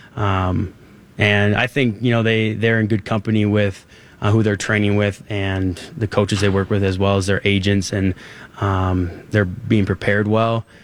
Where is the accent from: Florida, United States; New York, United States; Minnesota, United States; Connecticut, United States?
Minnesota, United States; moved away as an adult; I've grown up all my life in Minnesota. I've grew up 25 minutes from here